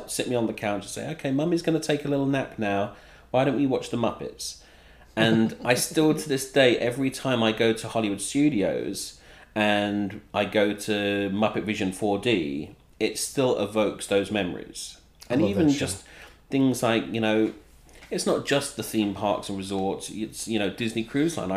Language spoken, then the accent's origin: English; England, United Kingdom; moved away; We didn't have like the Mickey Mouse Club in the UK